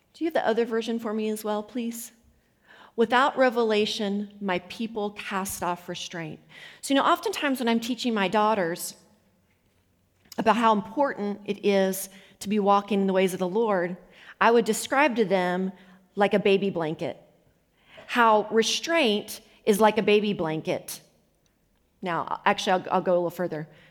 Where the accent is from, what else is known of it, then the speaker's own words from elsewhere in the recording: United States; I come in as American